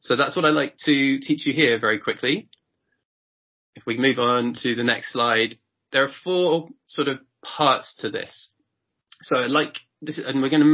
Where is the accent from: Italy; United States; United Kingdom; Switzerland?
United Kingdom; England; as a British person, as an English person